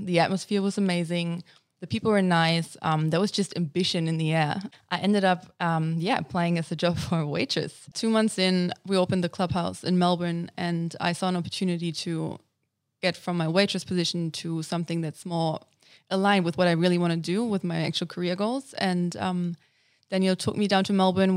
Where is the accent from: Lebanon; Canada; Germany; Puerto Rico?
Germany; English is a second language; moved away as an adult; also born or lived in United States; now in Australia; I was born and raised in Germany and, um, basically lived there until I came to Australia.